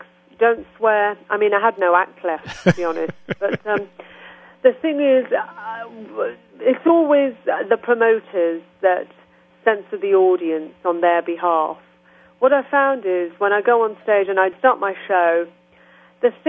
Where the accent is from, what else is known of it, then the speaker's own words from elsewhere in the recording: Birmingham, West Midlands, United Kingdom; accent: English; I went to my hometown recently, which is Birmingham, where I was born, which is 2 hours from London.